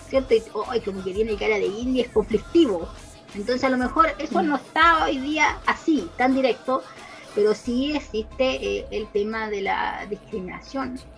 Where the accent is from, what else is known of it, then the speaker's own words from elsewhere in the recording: Chile; soy Aymara y después digo que soy chilena. Y eso sí me preguntan, porque yo soy Aymara primero